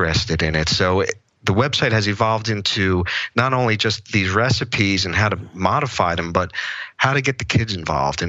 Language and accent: English; Philadelphia, Pennsylvania, United States; now in Drexel Hill, United States; I was born and raised in South Philadelphia in an Italian American family